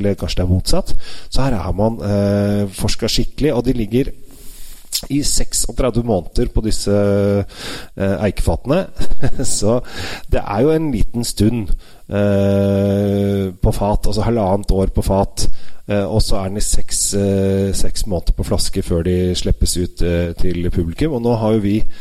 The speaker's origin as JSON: {"language": "Norwegian", "country": "Norway", "said": "som sitter her hjemme i Norge"}